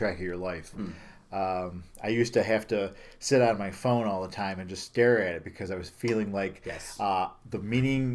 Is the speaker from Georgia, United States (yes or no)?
no; Herkimer, New York, United States; I grew up in Herkimer, town of Herkimer